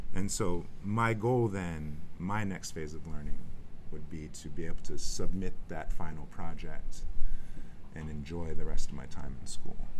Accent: Richmond, California, United States; I grew up in the East Bay, Richmond, California

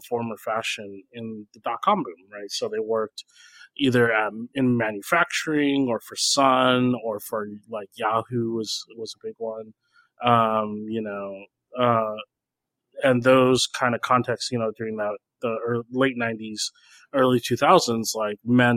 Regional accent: San Jose, California, United States; I grew up, starting from the 4th grade, I grew up in West San Jose, in kind of the Cupertino area, in the Bay Area.

